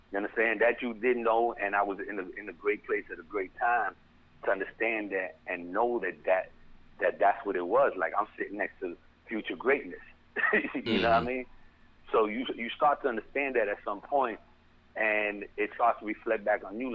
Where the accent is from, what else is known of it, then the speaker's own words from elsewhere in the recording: New York City, New York, United States; moved away as an adult; also born or lived in Spanish Harlem, Manhattan / Throggs Neck, Bronx; now in Jacksonville, United States; I'm from the Bronx, man. Born and raised in the Bronx, man. Um, didn't leave the Bronx at a young age, man. Left the Bronx at a, at a, at an older age